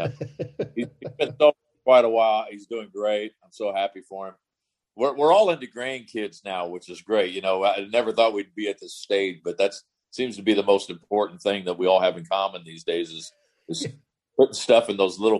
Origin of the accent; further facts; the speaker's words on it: Mason City, Illinois, United States; moved away as an adult; also born or lived in Lincoln, Illinois / Des Moines, Iowa; now in San Francisco, United States; I moved from Mason City, which is about 2,000 people, to Lincoln, Illinois, where I went to junior college, which is about 10,000. Then I went to Des Moines, Iowa, which was about 100,000, to Drake University.